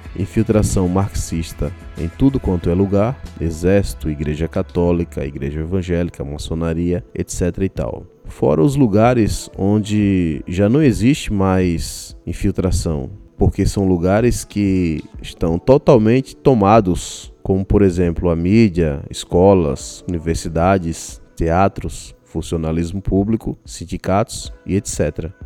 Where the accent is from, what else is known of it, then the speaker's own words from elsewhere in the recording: Brazil; sou brasileiro também